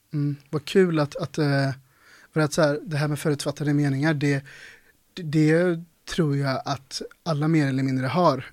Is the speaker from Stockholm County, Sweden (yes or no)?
no; Ulricehamn, Västra Götaland, Sweden; jag är uppvuxen i Ulricehamn